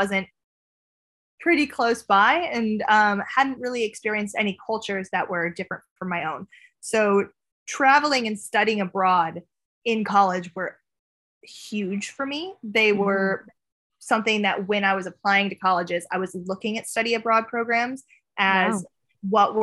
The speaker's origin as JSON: {"language": "English", "town": "Pontiac", "region": "Illinois", "country": "United States", "tie": "born or raised there", "moved": "as an adult", "lives_now": "London, United Kingdom", "said": "I was born and raised in Pontiac, Illinois"}